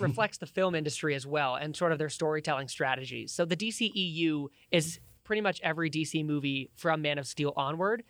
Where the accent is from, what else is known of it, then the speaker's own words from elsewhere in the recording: Billings, Montana, United States; also born or lived in Laurel, Montana; was born and raised in Billings in Laurel, Montana, same as Liam